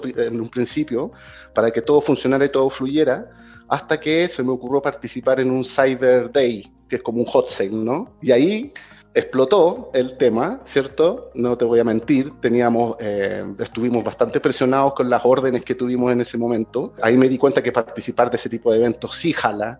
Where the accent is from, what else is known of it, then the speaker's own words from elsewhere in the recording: Chile; moved away as an adult; now in Mexico; yo soy chileno.